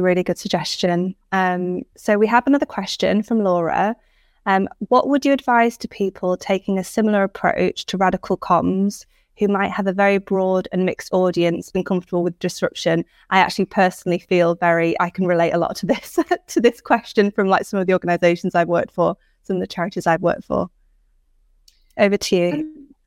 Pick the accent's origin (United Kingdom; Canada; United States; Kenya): United Kingdom; Cumbria, North West England; also born or lived in Manchester; I'm an, a northern lass from, I'm from Cumbria. I spent many years in Manchester